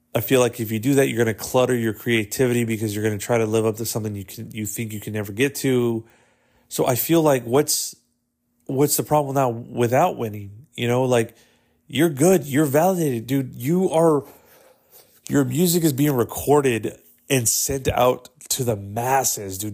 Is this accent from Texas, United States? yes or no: yes; Texas, United States; I was born in Texas